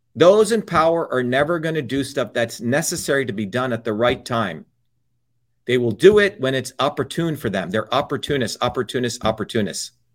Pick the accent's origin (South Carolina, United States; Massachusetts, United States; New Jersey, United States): New Jersey, United States; Paterson; also born or lived in Clifton, New Jersey; I grew up in Patterson and Clifton.